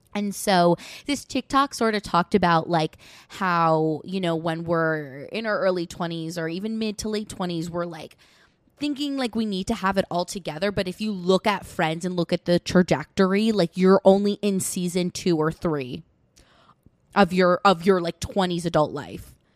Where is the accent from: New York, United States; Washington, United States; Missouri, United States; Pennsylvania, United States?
New York, United States; Westchester